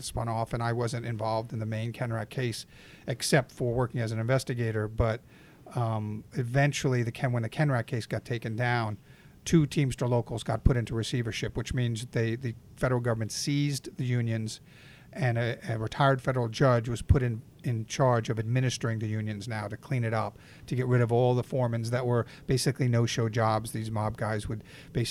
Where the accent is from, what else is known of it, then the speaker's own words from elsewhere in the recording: New York, United States; I was from New York